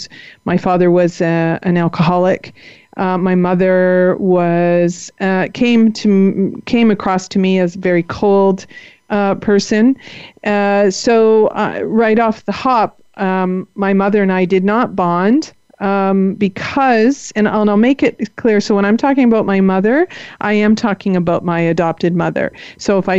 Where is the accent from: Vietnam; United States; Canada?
Canada; Toronto, Ontario; I was born in Toronto in 1962